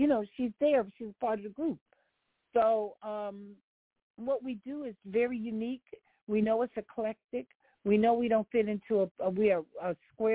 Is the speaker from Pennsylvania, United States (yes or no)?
yes; Philadelphia, Pennsylvania, United States; moved away; also born or lived in Washington, D.C.; I'm born and raised in North Philly